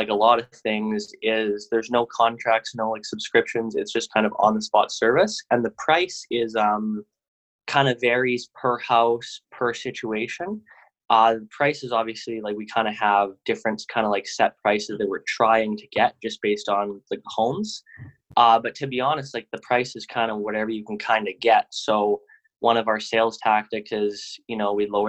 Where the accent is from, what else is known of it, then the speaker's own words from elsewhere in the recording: Canada; also born or lived in Vancouver; I'm from Canada. I live in Vancouver